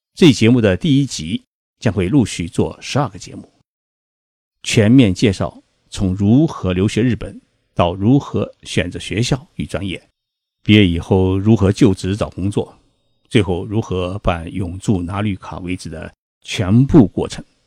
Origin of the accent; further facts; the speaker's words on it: China; moved away as an adult; now in Japan; 我是中国人